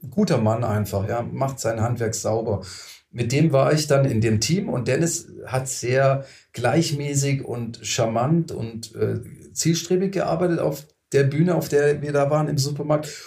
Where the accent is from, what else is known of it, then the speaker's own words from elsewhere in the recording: Lustenau, Vorarlberg, Austria; Da habe ich gesagt, hey, ich komme aus Lustenau, nicht Berlin, da kommt dann keiner mehr.